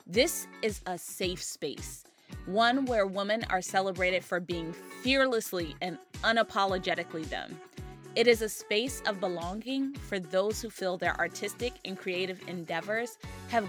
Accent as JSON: {"language": "English", "region": "Maryland", "country": "United States", "tie": "born or raised there", "said": "I've been doing an event which started in my hometown, Maryland"}